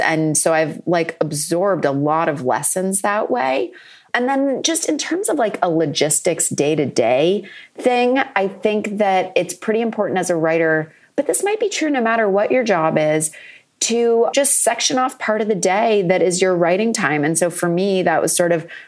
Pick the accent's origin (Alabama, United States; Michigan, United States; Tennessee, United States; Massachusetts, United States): Massachusetts, United States; Ipswich; in Massachusetts, in my hometown of Ipswich, which is a beach town with a castle.